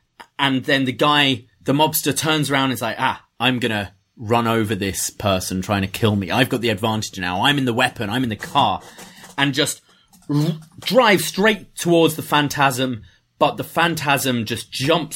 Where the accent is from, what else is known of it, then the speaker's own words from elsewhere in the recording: England, United Kingdom; I'm from England